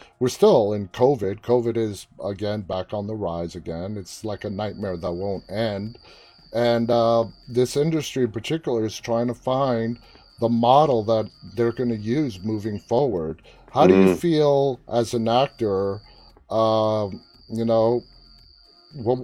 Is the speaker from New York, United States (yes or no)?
yes; New York, United States; now in Northern Virginia, United States; I live in Northern Virginia, but I'm originally from New York